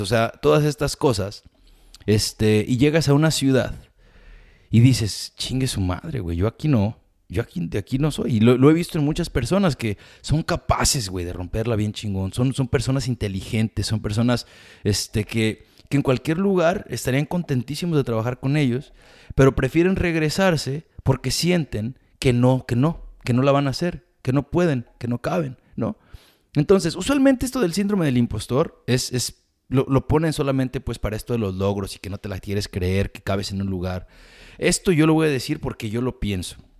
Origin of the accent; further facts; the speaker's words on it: Mexico; now in United States; toda mi vida de experiencia siendo latino, inmigrante, mexicano